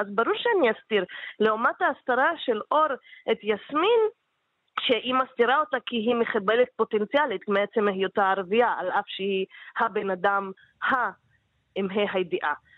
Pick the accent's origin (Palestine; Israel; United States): Palestine; בתור להט"בים פלסטינים